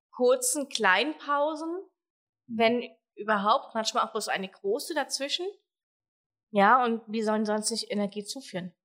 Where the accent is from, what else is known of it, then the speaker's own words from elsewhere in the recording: Germany; bei uns in Deutschland